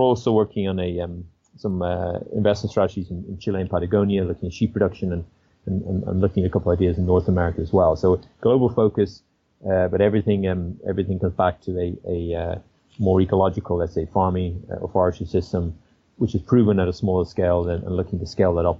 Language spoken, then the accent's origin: English; Ireland; moved away; I'm originally from Ireland